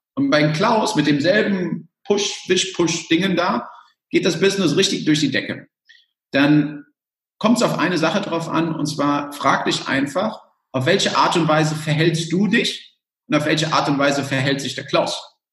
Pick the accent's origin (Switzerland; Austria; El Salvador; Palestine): El Salvador; also born or lived in Germany; Ich komme aus El Salvador